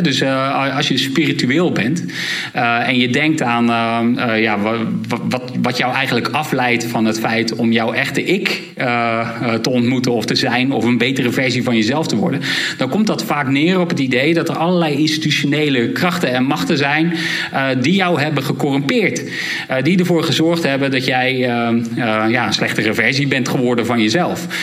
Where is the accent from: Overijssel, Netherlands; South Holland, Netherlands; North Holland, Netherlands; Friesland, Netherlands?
South Holland, Netherlands; Rotterdam; ik zelf uit Rotterdam kom.